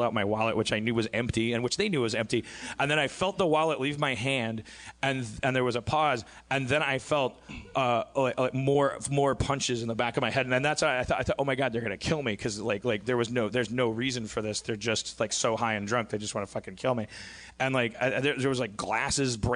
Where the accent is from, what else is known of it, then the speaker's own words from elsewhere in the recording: Brown Deer, Wisconsin, United States; my hometown of Brown Deer, Wisconsin